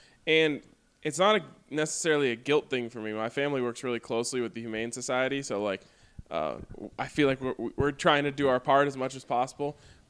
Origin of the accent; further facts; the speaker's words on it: Denver, Colorado, United States; I'm born and raised in Denver, though.